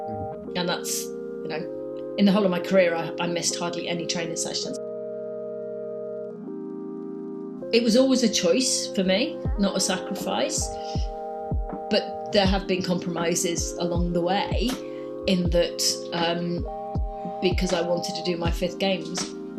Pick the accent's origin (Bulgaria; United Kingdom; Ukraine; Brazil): United Kingdom; Cardiff, Wales; I was born in Cardiff. That's where I grew up.